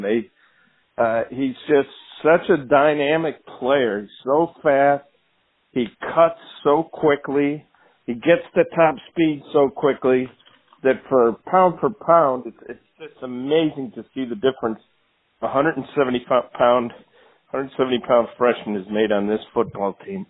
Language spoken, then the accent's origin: English; Rochester, New York, United States; moved away; I grew up in Rochester, New York when OJ was playing for the Bills